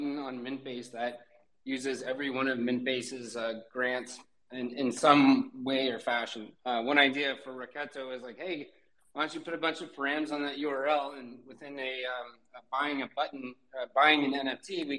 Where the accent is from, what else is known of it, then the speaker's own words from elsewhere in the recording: Portland, Oregon, United States; now in Portugal; I'm from Portland, Oregon, where I would surf out there